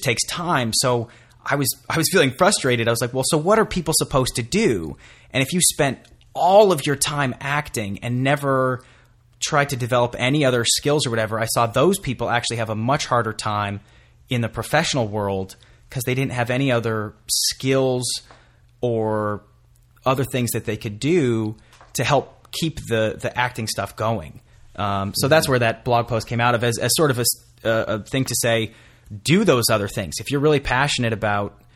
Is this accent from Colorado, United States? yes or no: yes; Colorado, United States; I'm originally from Colorado